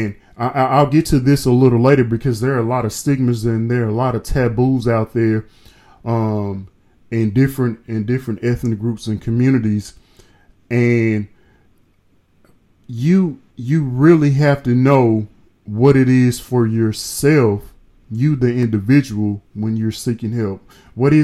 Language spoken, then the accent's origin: English; the South, United States; I'm from the South